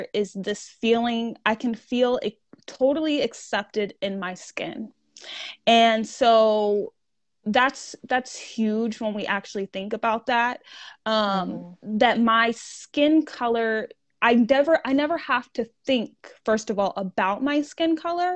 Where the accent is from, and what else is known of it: United States